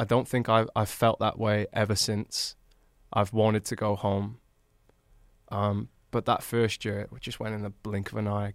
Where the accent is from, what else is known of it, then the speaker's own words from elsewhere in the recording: Newport, United Kingdom; moved away as an adult; I'm literally from Newport